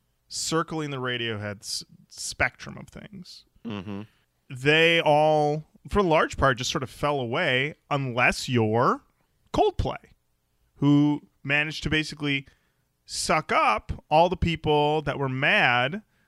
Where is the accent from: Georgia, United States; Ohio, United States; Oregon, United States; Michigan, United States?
Michigan, United States; I was born in Michigan?